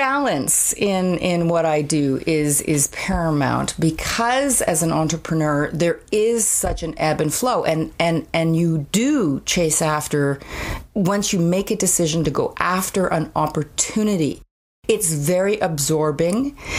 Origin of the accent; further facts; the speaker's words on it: Ontario, Canada; now in Calgary, Canada; I came from Ontario, which is much more of a hierarchy.